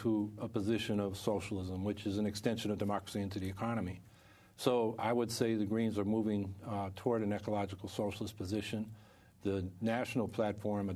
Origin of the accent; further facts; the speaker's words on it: California, United States; also born or lived in New England; now in Syracuse, United States; I'm originally from California